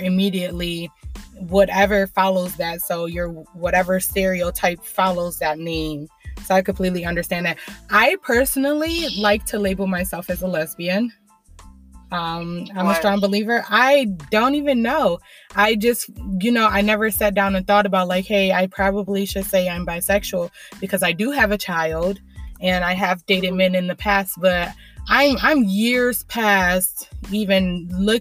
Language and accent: English; Lorain, Ohio, United States; I'm 24 from Lorain, Ohio